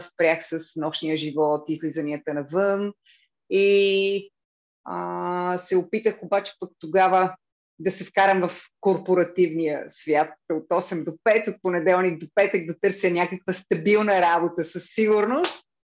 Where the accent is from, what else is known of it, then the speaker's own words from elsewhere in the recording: Blagoevgrad, Blagoevgrad Province, Bulgaria; also born or lived in Cyprus / Lozenets; аз съм от Благоевград